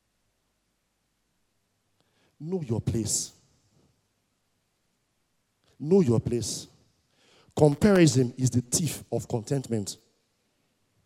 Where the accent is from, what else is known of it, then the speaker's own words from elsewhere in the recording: Warri, Delta, Nigeria; I grew up in Warri, and I attended Nana College in Warri.